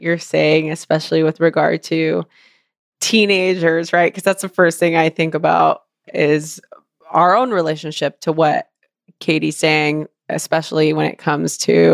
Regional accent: Los Angeles, California, United States; I grew up in East

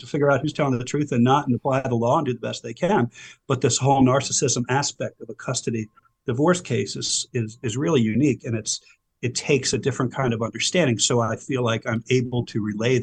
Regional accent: Silver Spring, Maryland, United States; born or raised there; also born or lived in Howard County, Maryland

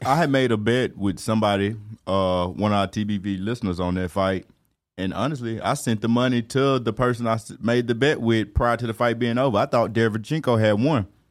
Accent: Alabama, United States; I was born, raised, brought up, my mama, my mama's mama, my mama's mama's mama, all in Alabama, man. So Alabama raised

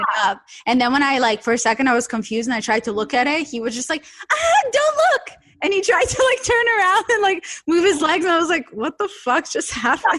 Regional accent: Saint Petersburg, Russia; English is a second language; moved away; I'm from St. Petersburg.

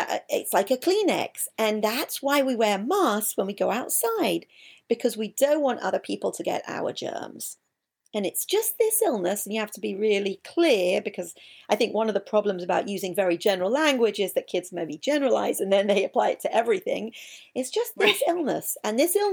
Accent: England, United Kingdom; I'm English

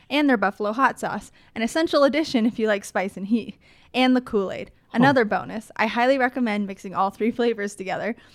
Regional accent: East Coast, United States; I'm from the East Coast, and we don't really have good alternatives to standard, substandard Subway.

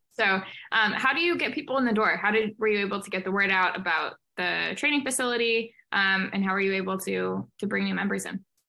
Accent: St. Louis, Missouri, United States; I'm from St. Louis, Missouri

